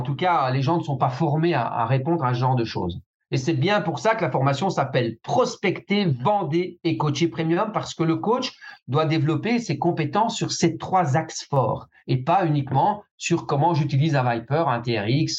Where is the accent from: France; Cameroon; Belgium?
Belgium; chez nous en Belgique